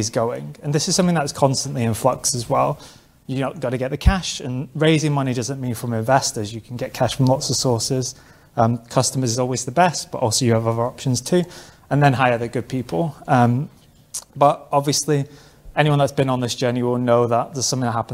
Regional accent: London, United Kingdom; I'm from London

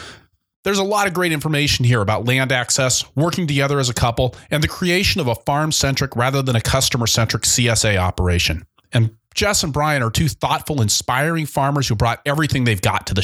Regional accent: Seattle, Washington, United States; moved away; I grew up in Seattle

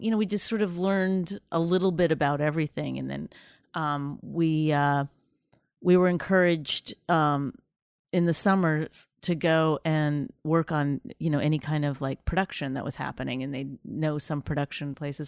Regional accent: Canada; moved away as an adult; also born or lived in Toronto / New York / Los Angeles; all my material was about being Canadian

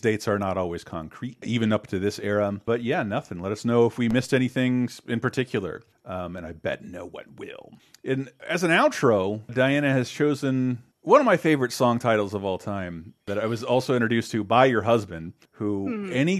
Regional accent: United States; I'm an American

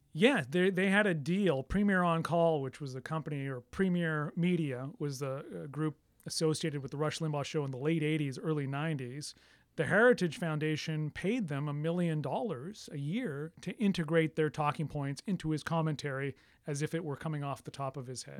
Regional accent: Canada; I'm Canadian

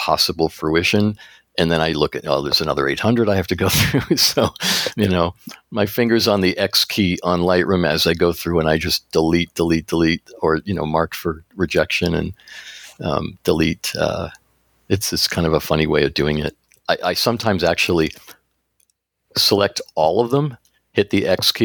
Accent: East Coast, United States; now in Seattle, United States; I've experienced fog growing up in the East Coast near where you live, and going to the coast in Cape Cod

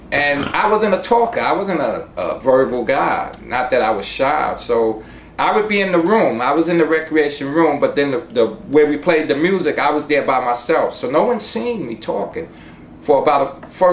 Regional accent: New York City, New York, United States; My family comes from North Carolina. I was born in the Bronx

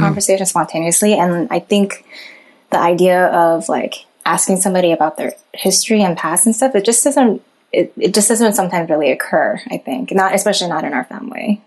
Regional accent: Monterey Park, California, United States; I did grow up in this very like like Asian neighborhood with all the people who looked like me and spoke Mandarin

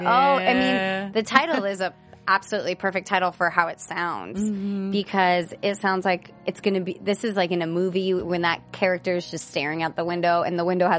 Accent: Virginia, United States; now in Los Angeles, United States; I'm from Virginia, and I am used to people holding those doors.

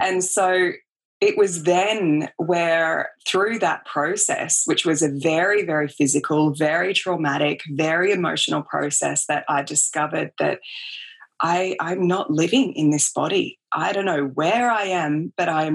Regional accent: Australia; I grew up in Australia. I grew up, you know, on the beach basically and making cubby houses in the bush.

